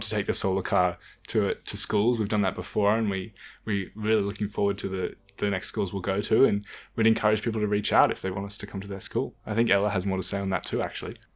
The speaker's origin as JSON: {"language": "English", "town": "Canberra", "region": "Australian Capital Territory", "country": "Australia", "tie": "born or raised there", "said": "growing up in Canberra, you know, a lot of the community is around the school."}